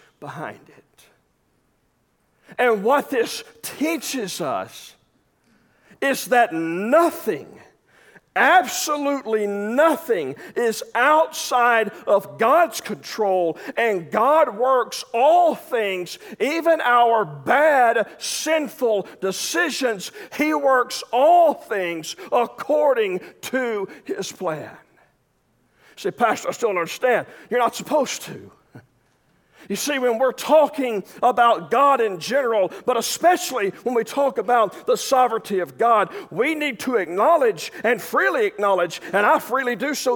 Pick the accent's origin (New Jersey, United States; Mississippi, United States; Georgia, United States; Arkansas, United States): Arkansas, United States; I'm from Arkansas